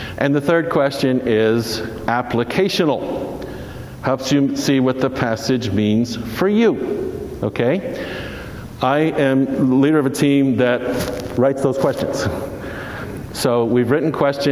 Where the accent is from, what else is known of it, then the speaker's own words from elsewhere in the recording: New Jersey, United States; I grew up in New Jersey